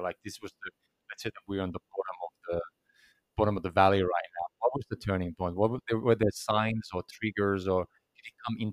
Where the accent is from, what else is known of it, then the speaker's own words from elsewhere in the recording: Finland; I come from Finland